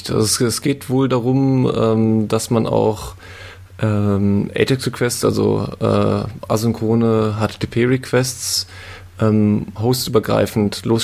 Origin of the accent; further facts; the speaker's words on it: Hesse, Germany; Ich, ich komme aus der Nähe von Frankfurt. Ähm, genauer gesagt aus dem Taunus.